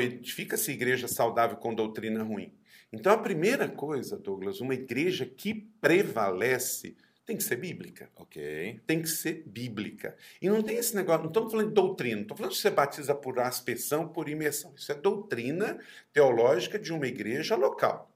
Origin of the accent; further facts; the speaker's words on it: Brazil; eu sou brasileiro